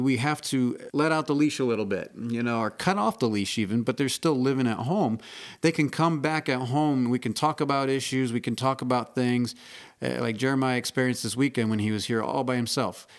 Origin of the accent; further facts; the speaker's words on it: Indiana, United States; I grew up in Indiana